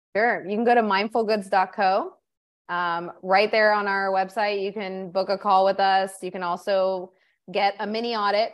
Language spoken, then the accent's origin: English; Orange County, California, United States; moved away as an adult; now in Peru; I grew up in Orange County, California